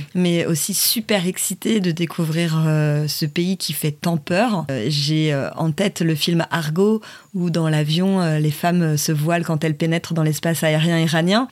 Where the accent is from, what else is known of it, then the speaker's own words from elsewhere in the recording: Paris, Île-de-France, France; Je viens de Paris